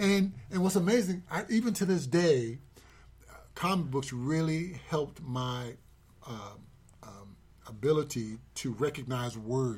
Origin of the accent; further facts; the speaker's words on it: New York City, New York, United States; I grew up in Harlem.